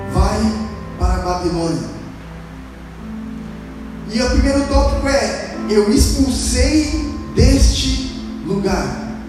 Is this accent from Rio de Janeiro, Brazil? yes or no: no; Santo André, São Paulo, Brazil; Eu já mudei duas ou três vezes. Vim de Santo André para Atibaia, de Atibaia para Bragança e de Bragança eu voltei para Santo André.